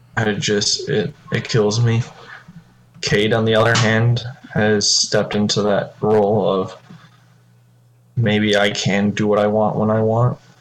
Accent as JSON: {"language": "English", "region": "Michigan", "country": "United States", "said": "we're all from Michigan"}